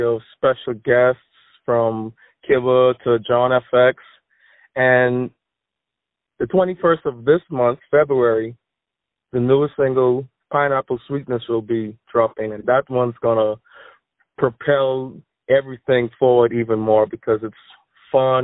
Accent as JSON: {"language": "English", "country": "Bahamas", "moved": "yes", "lives_now": "Florida, United States", "said": "I am from the Bahamas, but I am residing in Florida at the moment."}